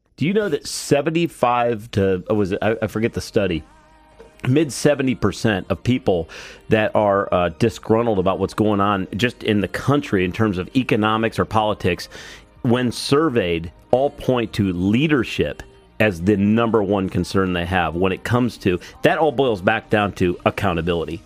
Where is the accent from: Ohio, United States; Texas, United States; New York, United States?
Ohio, United States; Cleveland; I'm from Cleveland